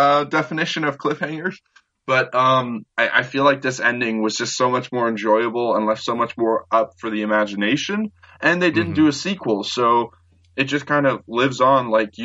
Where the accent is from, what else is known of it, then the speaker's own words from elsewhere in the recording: Canada; I'm Canadian